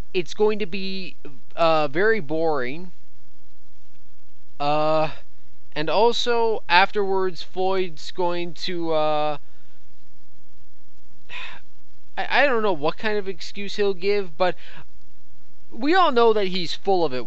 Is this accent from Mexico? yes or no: no; Canada; I'm Canadian